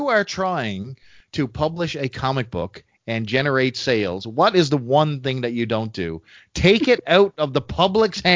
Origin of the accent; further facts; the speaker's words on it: Canada; I'm a Canadian and damn proud of it